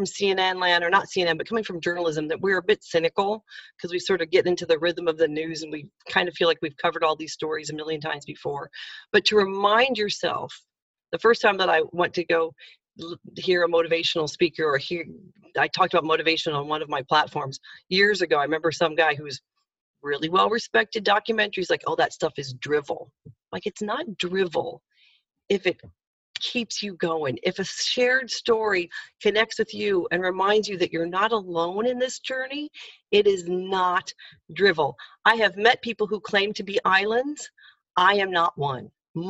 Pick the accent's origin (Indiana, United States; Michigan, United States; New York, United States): Indiana, United States; back to the days when I was a kid in Indiana. Changing my accent a bit to be better understood